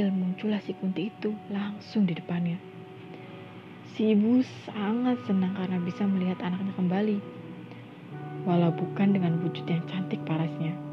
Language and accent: Indonesian; Indramayu, West Java, Indonesia; Uh, teman-teman, aku sendiri asli dari Indramayu. Ya, Indramayu dan Cirebon itu sangat dekat lah ya.